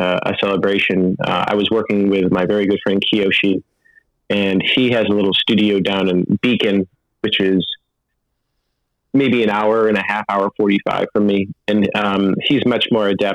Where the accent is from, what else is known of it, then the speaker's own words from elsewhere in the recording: outside Syracuse, central New York, United States; I grew up outside Syracuse